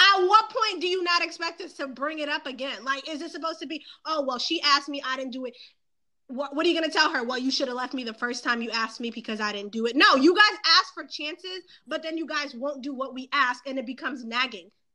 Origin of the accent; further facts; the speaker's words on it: Boston, Massachusetts, United States; I'm from Boston, East Coast